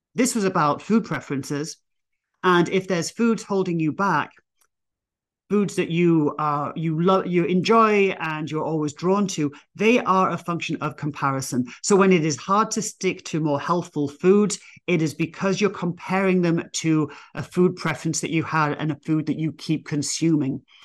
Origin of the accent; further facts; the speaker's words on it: England, United Kingdom; moved away as an adult; now in United States; me being English